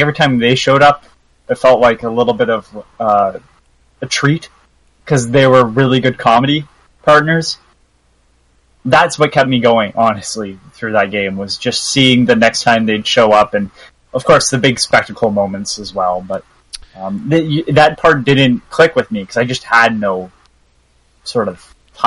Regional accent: Canada; I'm Canadian

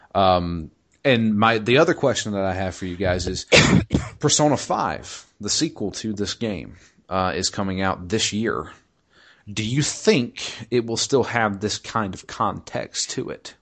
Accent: United States; as an American

